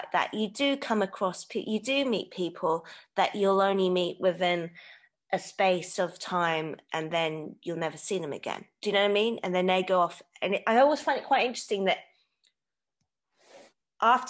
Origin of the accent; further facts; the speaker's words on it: Hong Kong; my dad's from Hong Kong and I grew up in Hong Kong also